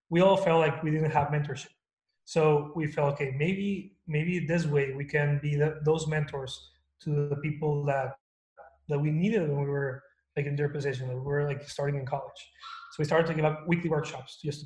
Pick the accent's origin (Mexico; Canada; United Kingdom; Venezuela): Mexico; Torreón, Coahuila; moved away as an adult; also born or lived in El Paso, Texas; now in United States; I was born and raised in Mexico in Torreón, Coahuila. I lived there for like 19 years before I moved to the US for college.